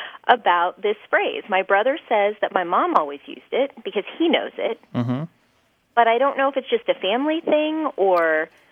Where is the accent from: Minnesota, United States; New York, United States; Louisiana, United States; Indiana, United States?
Indiana, United States; Indianapolis; now in San Francisco, United States; I grew up in Indianapolis, Indiana